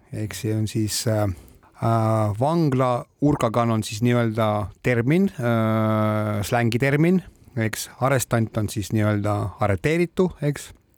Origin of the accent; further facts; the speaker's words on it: Estonia; mina olen eestlane